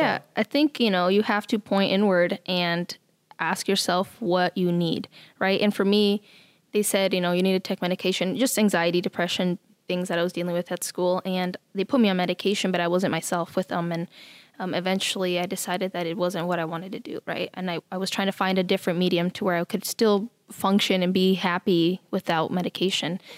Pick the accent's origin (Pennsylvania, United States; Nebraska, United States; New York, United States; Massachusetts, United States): Nebraska, United States; moved away as an adult; also born or lived in Mexico / California; now in Sioux Falls, United States; I was born in Mexico, and then my family moved to California, and then from there to Nebraska. So I'm from Nebraska